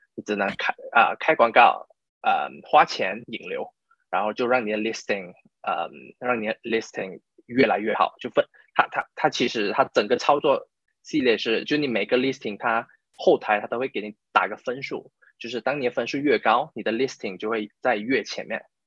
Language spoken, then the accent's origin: Chinese; Malaysia; first language Chinese; moved away as an adult; now in United Kingdom; 我是马来西亚人，然后我就差不多七八年前来到英国吧，然后在英国念，念了大学，然后就在这里工作，就工作差不多四，啊，四五年，然后我目前是在一家，啊，美国的咨询公司工作，可是是在英国，啊，就在英国这一家，呃，美国咨询公司工作